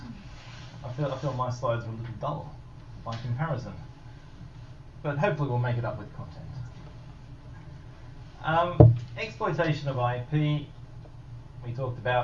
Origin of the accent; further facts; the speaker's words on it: Australia; moved away; Australia, my home country